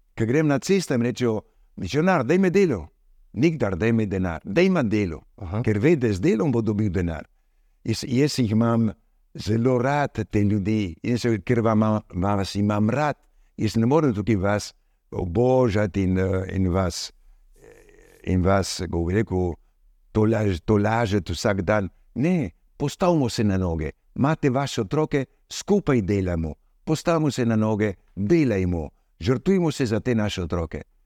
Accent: Argentina; also born or lived in Slovenia (ancestry); now in Madagascar; kljub temu, da sem rojen v Argentini, moj oče, moja mama je bila slovenca, torej sem tudi slovenc

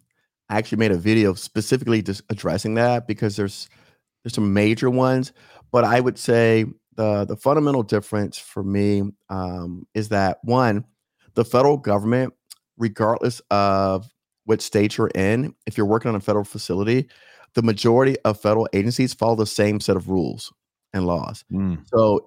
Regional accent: Miami, Florida, United States; I live in Palm Beach County. I'm from Miami.

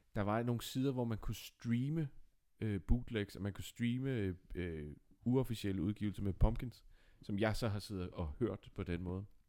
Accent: Nakskov, Zealand, Denmark; du og jeg, Dines, vi kommer jo fra Nakskov

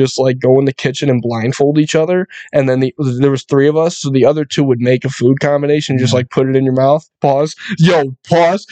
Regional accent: Buffalo, New York, United States; I'm from Buffalo. That's like my veins, bro.

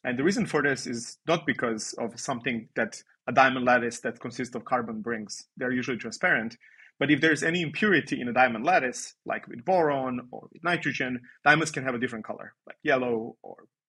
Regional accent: Serbia; moved away as an adult; also born or lived in Belgrade, Serbia / Netherlands; I come from Serbia, where I did my undergrad in Belgrade.

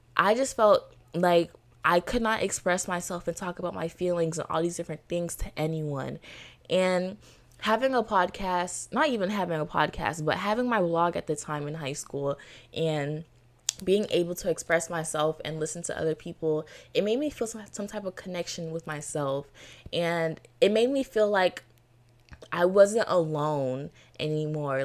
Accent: Florida, United States; Born and raised in Florida

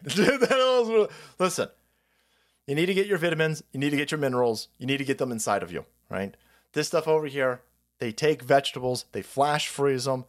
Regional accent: California, United States; I'm a Californian

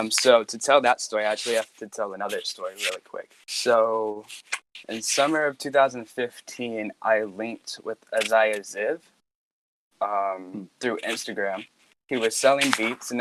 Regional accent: Roanoke, Virginia, United States; where I grew up in Roanoke, Virginia

